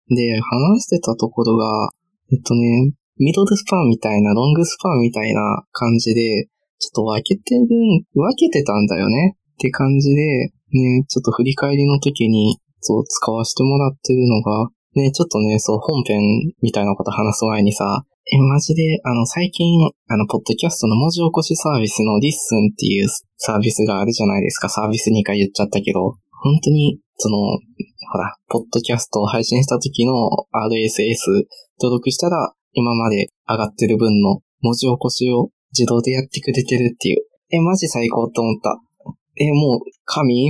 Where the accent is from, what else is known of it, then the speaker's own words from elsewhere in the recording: Kansai, Japan; moved away as an adult; now in Tokyo, Japan; 大阪やしさ、その地元が近い問題だからさ。